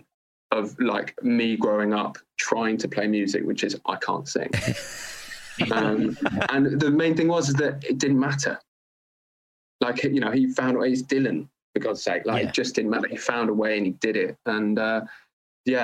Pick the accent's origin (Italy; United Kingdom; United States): United Kingdom; London; I grew up in London, not exactly a dead end town, quite the opposite